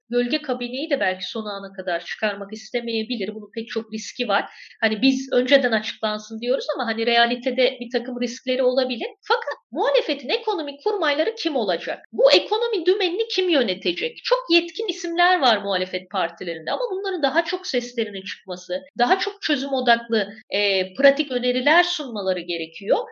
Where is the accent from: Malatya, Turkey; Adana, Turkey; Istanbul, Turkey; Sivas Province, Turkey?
Malatya, Turkey; moved away; Ben de Malatyalıyım.